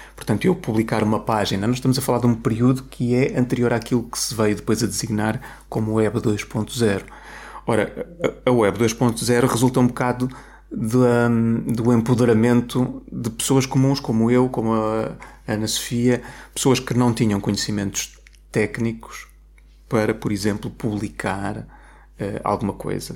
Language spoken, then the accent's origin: Portuguese; Coimbra, Centro, Portugal; also born or lived in Lisbon; sou de Coimbra e queria, queria regressar a Coimbra